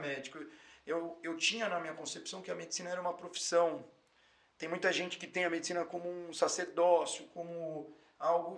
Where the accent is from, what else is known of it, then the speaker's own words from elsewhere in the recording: São Paulo, Brazil; eu sou da Zona Norte de São Paulo, paulistano, criado, nascido lá